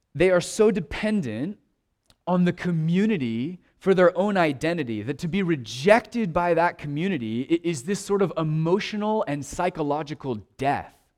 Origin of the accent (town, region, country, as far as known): United States